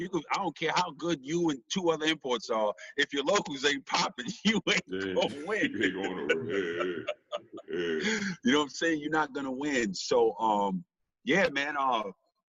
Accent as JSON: {"language": "English", "town": "New York City", "region": "New York", "country": "United States", "said": "as a New Yorker"}